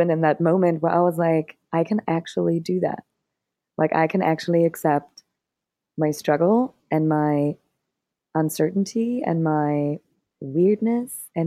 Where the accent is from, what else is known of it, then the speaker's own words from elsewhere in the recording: Germany; moved away as an adult; also born or lived in Berlin, Germany / Cambodia / Thailand; I'm from Germany originally, and I moved to Berlin